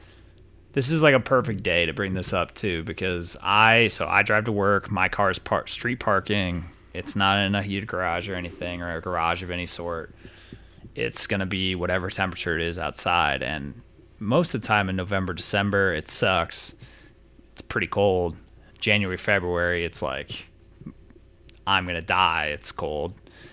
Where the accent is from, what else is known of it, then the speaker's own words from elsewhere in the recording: Iowa, United States; So I'm from Iowa, so I was driving from Iowa up to the Twin Cities